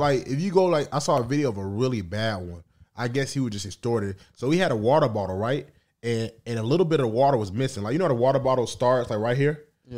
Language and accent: English; Atlanta, Georgia, United States; I'm from Atlanta.